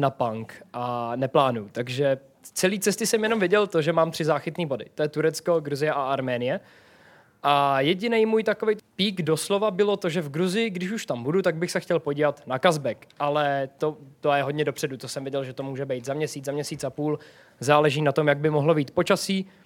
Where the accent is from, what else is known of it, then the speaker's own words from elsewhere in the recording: Czechia; Am Češko, no imigrant, protože v Bosně se mi stalo, to už bylo po 24-denní cestě po Balkáně, takže už jsem byl hodně osmahlý a v Bosně si o mě prostě mysleli, že jsem imigrant.